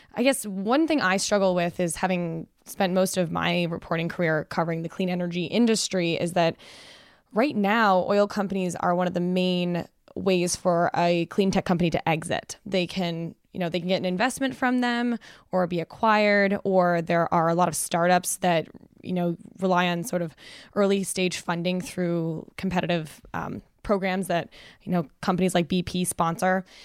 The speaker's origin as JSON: {"language": "English", "country": "Canada", "moved": "yes", "said": "As a Canadian"}